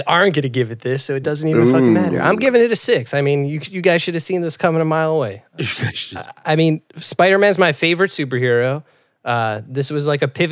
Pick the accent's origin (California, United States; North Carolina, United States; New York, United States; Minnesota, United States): New York, United States; New York City; I'm a kid from the Bronx.